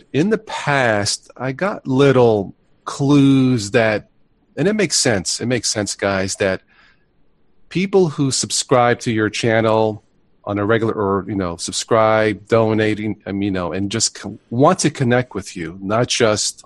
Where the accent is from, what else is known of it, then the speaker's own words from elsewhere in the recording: New York, United States; moved away; also born or lived in Florida; I was born in New York